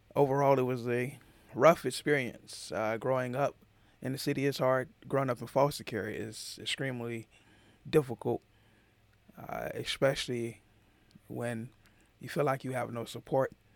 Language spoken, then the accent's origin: English; Atlanta, Georgia, United States; growing up in Atlanta